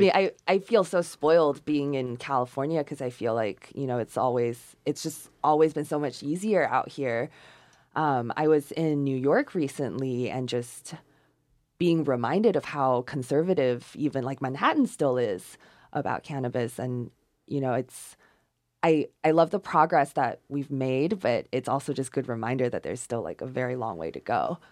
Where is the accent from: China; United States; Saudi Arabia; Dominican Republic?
China; English is a second language; moved away; I was born in China